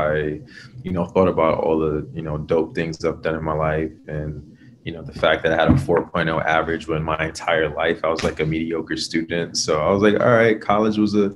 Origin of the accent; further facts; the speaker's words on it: New York City, New York, United States; also born or lived in Trinidad and Tobago; I grew up in Brooklyn, New York. That's where I'm from.